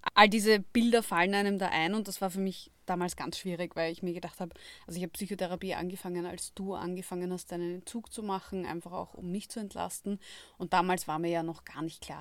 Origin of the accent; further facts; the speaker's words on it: Austria; bei uns in Österreich